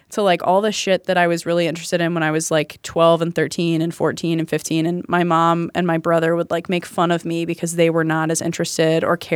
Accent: the South, United States; Cause I grew up in the South.

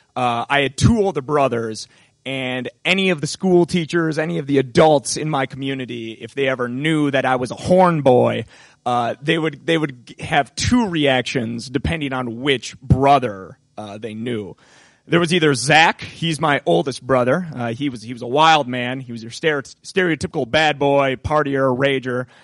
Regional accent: Appleton, Wisconsin, United States; my hometown of Appleton, Wisconsin

